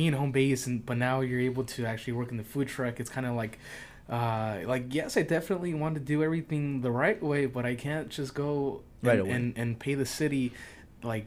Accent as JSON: {"language": "English", "town": "Oxnard", "region": "California", "country": "United States", "tie": "born or raised there", "said": "living and growing up in Oxnard"}